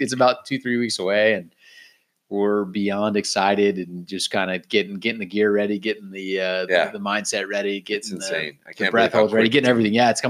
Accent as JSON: {"language": "English", "town": "Claremont", "region": "California", "country": "United States", "tie": "born or raised there", "said": "my hometown, man. Claremont"}